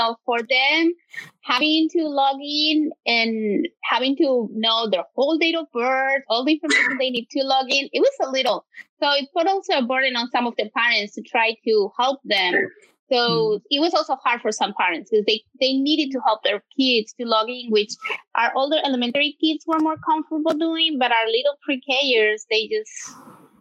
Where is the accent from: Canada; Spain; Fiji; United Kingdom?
Spain; moved away as an adult; now in Houston, United States; I'm originally from Spain, so I didn't graduate from HISD